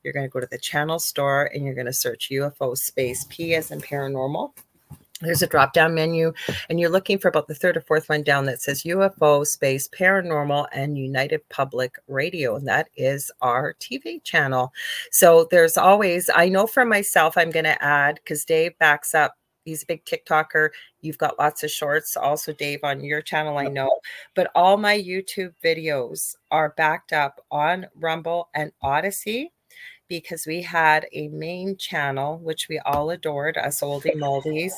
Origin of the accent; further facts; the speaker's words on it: Canada; I'm a Canadian clairvoyant medium